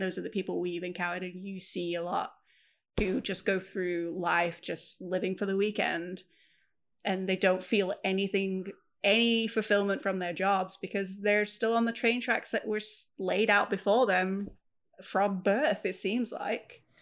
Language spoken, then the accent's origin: English; Preston, North West England, United Kingdom; also born or lived in Wales; where I grew up in Preston in England, it's a very working class city.